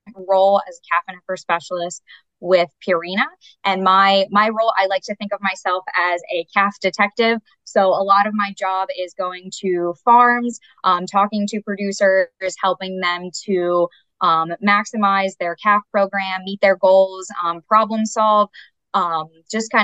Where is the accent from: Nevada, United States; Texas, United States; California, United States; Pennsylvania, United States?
Pennsylvania, United States; Berks County; moved away as an adult; also born or lived in South Carolina / Indiana; I grew up in Berks County, Pennsylvania.